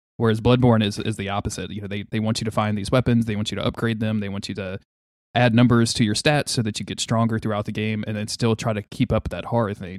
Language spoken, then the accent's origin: English; Louisiana, United States; I'm from Louisiana. That, that's where I am right now